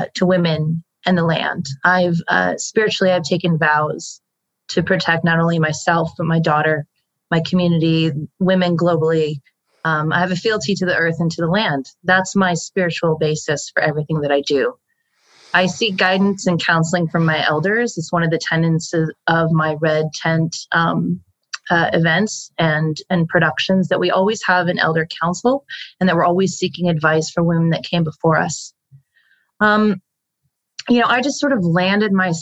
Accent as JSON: {"language": "English", "country": "United States", "said": "the status that we hold as American women"}